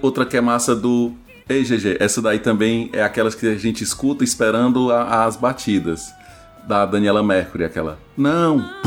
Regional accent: Ceará, Brazil; accent: cearense

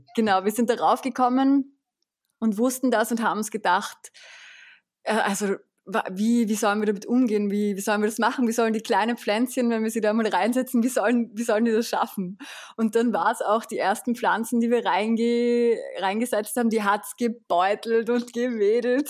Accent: Vienna, Austria; ich bin geboren und aufgewachsen in Wien

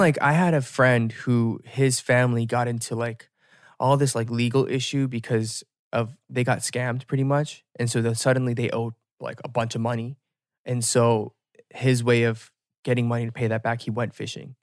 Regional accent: United States; as an American

